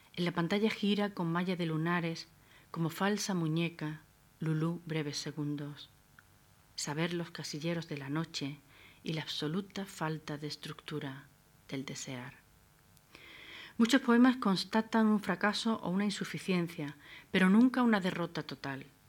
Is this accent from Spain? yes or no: yes; Adra, Andalusia, Spain; Abdera es mi tierra natal, una Almería desnuda, hecha de acantilado y desierto